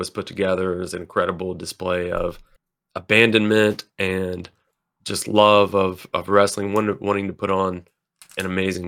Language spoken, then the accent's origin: English; the South, United States; we're from the South